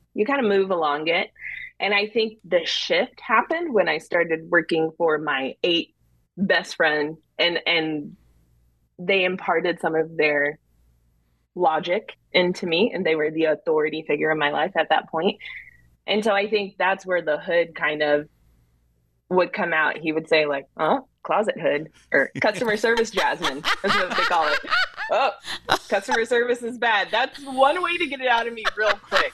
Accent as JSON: {"language": "English", "region": "Texas", "country": "United States", "tie": "born or raised there", "also_born_or_lived": "New Jersey", "said": "I was born in Jersey. My dad does live in New York, but I was raised in Texas"}